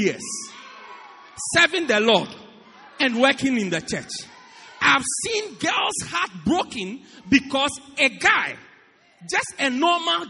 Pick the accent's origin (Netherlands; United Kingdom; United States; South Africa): South Africa; moved away